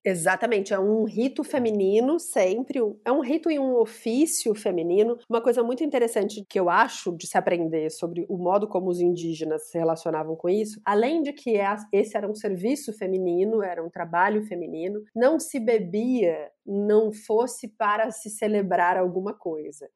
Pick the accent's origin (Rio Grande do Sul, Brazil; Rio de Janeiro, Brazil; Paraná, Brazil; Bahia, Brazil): Paraná, Brazil; Curitiba; moved away as an adult; also born or lived in London, United Kingdom; now in São Paulo, Brazil; Nasci, cresci lá, fiquei em Curitiba até os 24 anos.